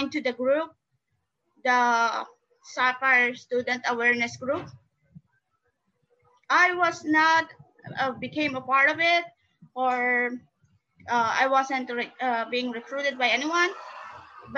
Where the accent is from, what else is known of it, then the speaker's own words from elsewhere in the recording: Philippines; from the Philippines